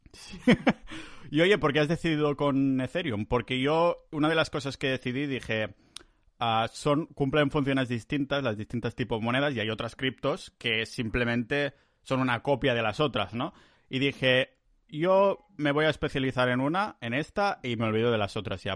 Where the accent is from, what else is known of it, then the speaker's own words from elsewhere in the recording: Catalonia, Spain; somos catalanes